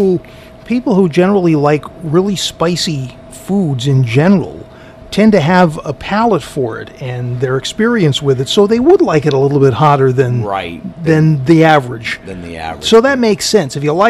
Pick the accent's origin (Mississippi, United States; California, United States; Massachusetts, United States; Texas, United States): Massachusetts, United States; Taunton; I grew up in Taunton and I know how to swear in Portuguese.